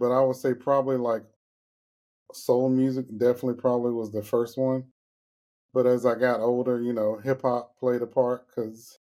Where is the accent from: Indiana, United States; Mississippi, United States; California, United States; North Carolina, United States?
North Carolina, United States; Raleigh; also born or lived in Greenville, North Carolina; I'm from North Carolina